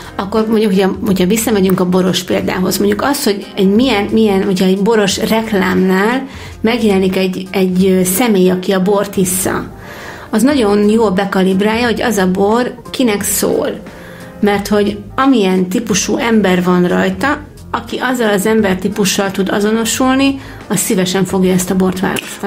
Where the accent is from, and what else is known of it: Hungary